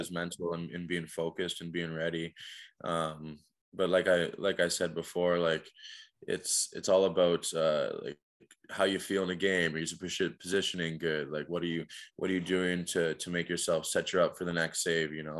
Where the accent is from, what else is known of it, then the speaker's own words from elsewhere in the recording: Niagara Falls, Ontario, Canada; growing up in Niagara Falls